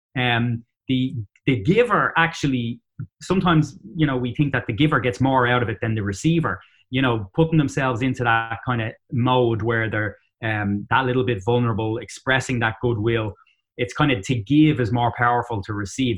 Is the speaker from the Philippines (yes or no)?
no; Dublin, Leinster, Ireland; accent: Dublin; moved away as an adult; also born or lived in Boston area, United States; now in Boston, United States; in Dublin, Ireland. So that's where I'm from